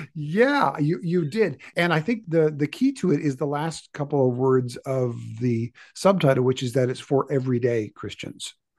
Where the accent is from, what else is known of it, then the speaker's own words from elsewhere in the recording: Canada; I was born in Canada